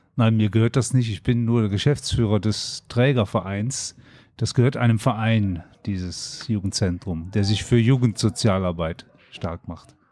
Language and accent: German; Germany; Ich bin Deutscher